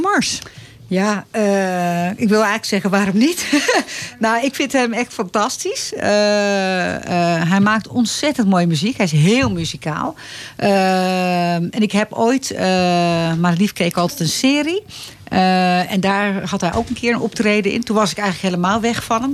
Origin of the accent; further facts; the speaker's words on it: Leiderdorp, South Holland, Netherlands; moved away as an adult; also born or lived in Amsterdam; now in Laren, Netherlands; naar Leiden-dorp verhuisd. Dat is een dorpje in de buurt van Leiden. En eh, daar ben ik opgegroeid ook.